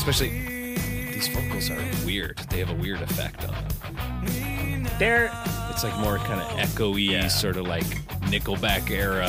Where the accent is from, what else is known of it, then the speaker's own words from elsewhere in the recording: Pacific Northwest, United States; I'm from the Pacific Northwest.